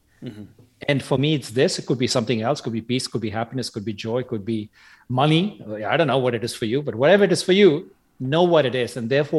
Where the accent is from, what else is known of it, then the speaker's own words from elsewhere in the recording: Chennai, Tamil Nadu, India; born there; I was born in Madras, which is now called Chennai in South India.